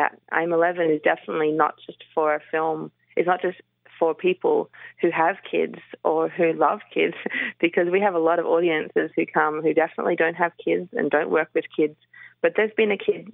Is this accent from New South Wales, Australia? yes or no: no; Melbourne, Victoria, Australia; I grew up in Melbourne.